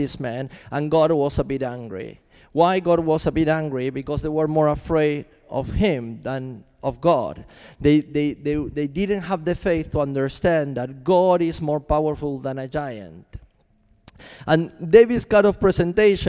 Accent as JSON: {"language": "English", "country": "Argentina", "also_born_or_lived": "Chile", "moved": "as an adult", "said": "I'm from Argentina, and I moved to Chile"}